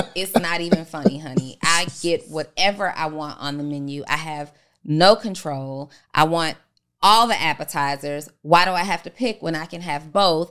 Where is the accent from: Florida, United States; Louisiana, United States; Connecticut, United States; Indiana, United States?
Louisiana, United States; New Orleans; I'm from New Orleans